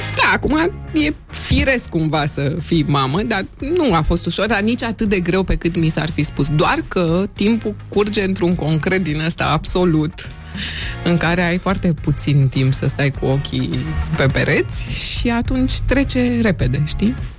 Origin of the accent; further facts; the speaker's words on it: Hunedoara, Hunedoara County, Romania; Eu sunt din Hunedoara